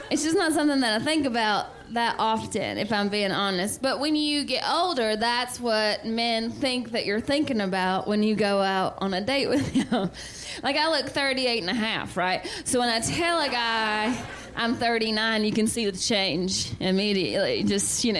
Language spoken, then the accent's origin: English; the South, United States; I'm from the South